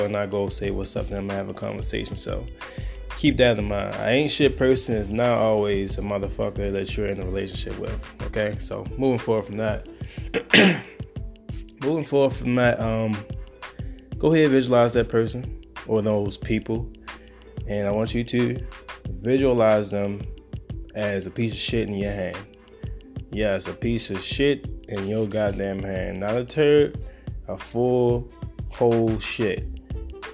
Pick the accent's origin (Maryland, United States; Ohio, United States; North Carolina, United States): Maryland, United States; Baltimore; I'm from Baltimore